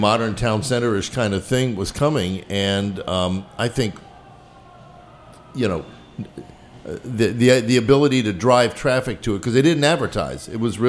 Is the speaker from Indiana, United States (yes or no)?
no; Bethesda, Maryland, United States; I grew up in Bethesda, that area, Bethesda Row